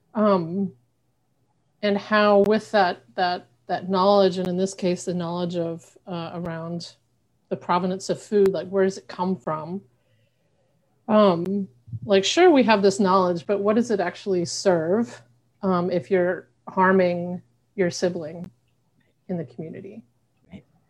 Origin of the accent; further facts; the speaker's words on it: Arkansas, United States; also born or lived in Western United States; now in Buffalo, United States; I'm originally from Arkansas